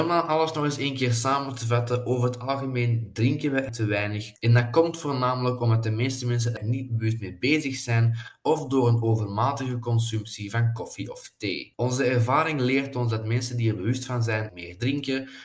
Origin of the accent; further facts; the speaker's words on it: Flanders, Belgium; wij als Belgen en als Vlamingen